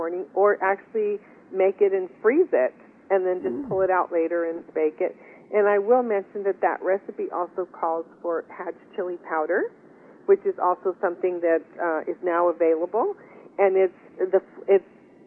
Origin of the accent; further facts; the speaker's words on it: West Texas, United States; we are from West Texas